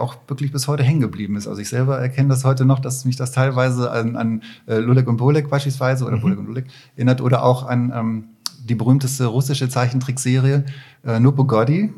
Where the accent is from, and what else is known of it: Barsinghausen, Lower Saxony, Germany; born or raised there; moved away as an adult; also born or lived in Katowice, Poland; now in Düsseldorf, Germany